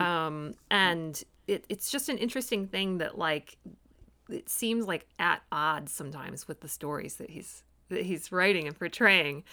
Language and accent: English; Michigan, United States; I'm a Michigander